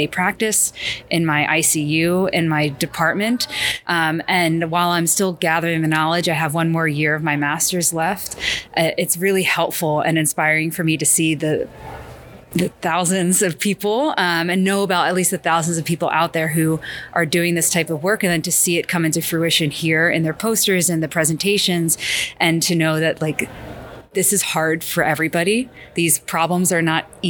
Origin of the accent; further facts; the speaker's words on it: Philadelphia, Pennsylvania, United States; moved away as an adult; also born or lived in Pittsburgh; now in South Florida, United States; I'm originally from the Philadelphia area